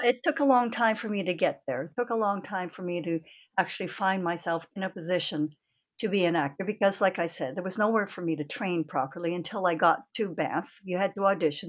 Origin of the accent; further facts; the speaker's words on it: Toronto, Ontario, Canada; was born and bred in Canada, in Toronto. My parents were born in Canada.